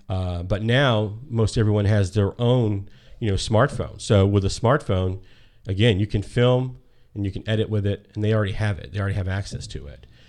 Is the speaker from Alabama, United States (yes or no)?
yes; Birmingham, Alabama, United States; I'm from Birmingham, Alabama